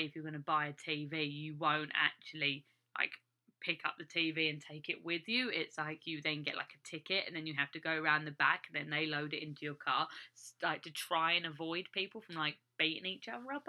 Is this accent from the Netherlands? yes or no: no; England, United Kingdom; moved away as an adult; now in United States; As an English person